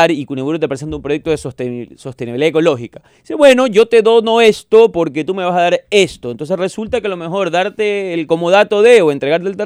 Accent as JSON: {"language": "Spanish", "country": "Ecuador", "said": "pero soy ecuatoriano."}